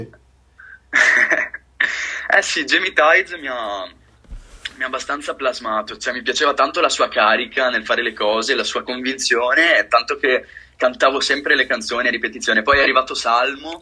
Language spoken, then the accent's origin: Italian; near Venice, Veneto, Italy; Io sono di Venezia, vicino a Venezia.